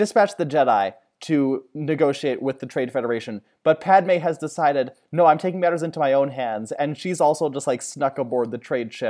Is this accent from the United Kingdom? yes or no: no; Alberta, Canada; And I'm from Alberta.